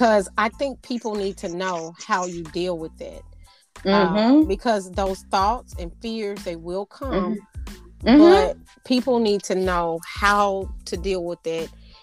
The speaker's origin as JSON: {"language": "English", "region": "Arkansas", "country": "United States", "moved": "yes", "lives_now": "Houston, United States", "said": "I am from Arkansas, which is the natural state"}